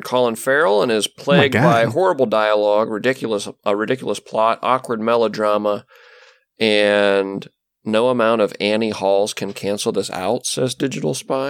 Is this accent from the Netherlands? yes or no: yes; Netherlands; I'm from Holland. Isn't that funny?